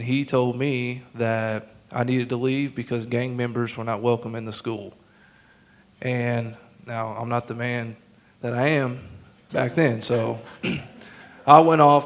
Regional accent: Emporia, Kansas, United States; moved away as an adult; also born or lived in Oklahoma City, United States / Ames, Iowa, United States; now in Tulsa, United States; we moved to Emporia, Kansas. So that's where I went to high school

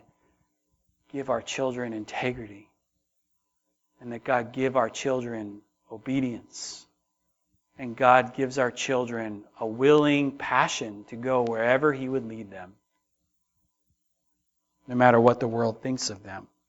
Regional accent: United States; American Christians

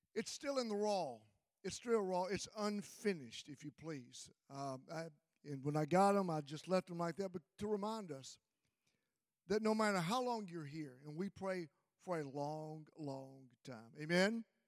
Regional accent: Mississippi, United States; I grew up in Mississippi

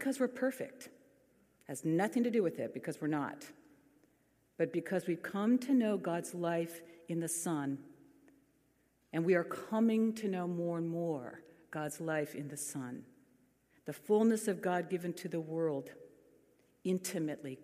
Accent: California, United States; we are the ones from California

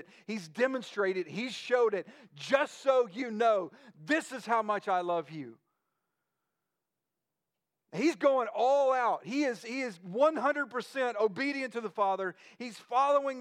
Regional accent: United States

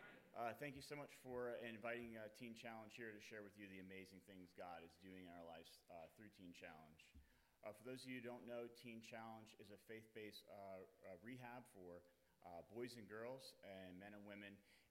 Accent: Cherry Hill, New Jersey, United States; now in New Hampshire, United States; I'm from Cherry Hill, New Jersey. I'm 38 years old.

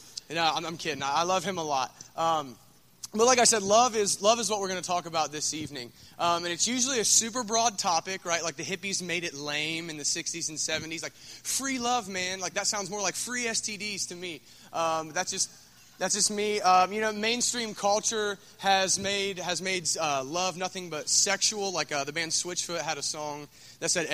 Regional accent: Scioto County, Ohio, United States; I'm from Scioto County

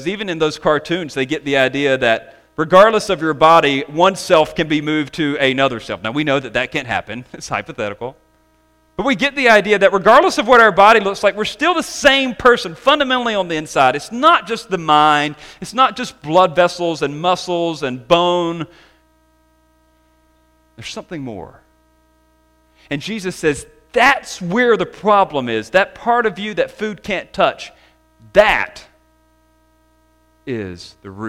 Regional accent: the South, United States; growing up in the South

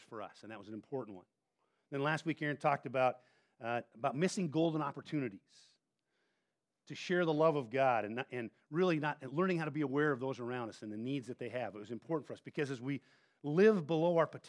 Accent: Montana, United States; moved away; I grew up in Montana

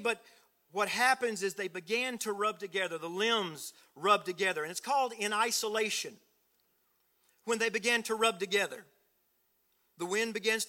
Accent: South Louisiana, United States; I was raised in South Louisiana, down way down south

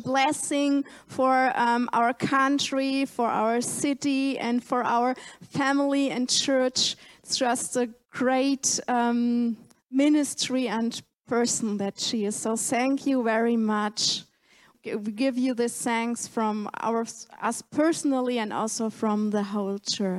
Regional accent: Germany; also born or lived in Bielefeld; I come from Germany

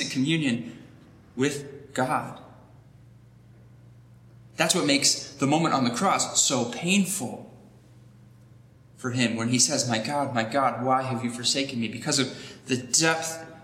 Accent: United States; us as American Christians living in a society

